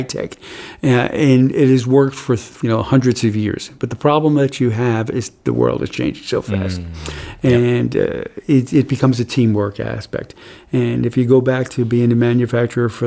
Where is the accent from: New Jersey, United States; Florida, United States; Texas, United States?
New Jersey, United States; now in New Hampshire, United States; I grew up in the great state of New Jersey